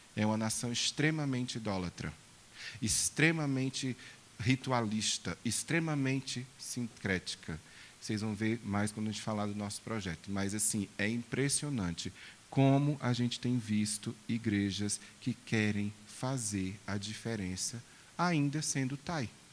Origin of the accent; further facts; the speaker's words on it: Brazil; eu, como brasileiro